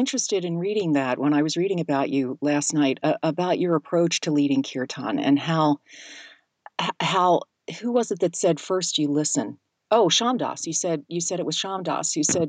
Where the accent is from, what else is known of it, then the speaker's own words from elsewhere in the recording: Philadelphia, Pennsylvania, United States; I'm from Philadelphia